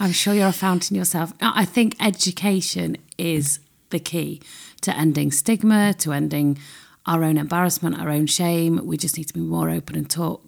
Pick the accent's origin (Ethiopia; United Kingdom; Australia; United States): United Kingdom; We're very British